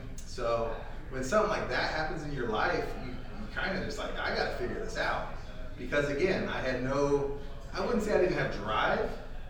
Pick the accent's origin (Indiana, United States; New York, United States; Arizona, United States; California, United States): Arizona, United States; Phoenix; I'm born and raised here in Phoenix, Arizona